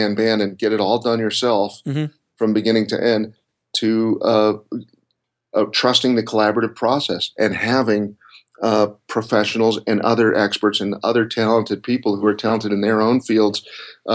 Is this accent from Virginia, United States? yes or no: no; Colorado, United States; moved away as an adult; also born or lived in Florida; I grew up in Colorado, and I went to school at the University of Colorado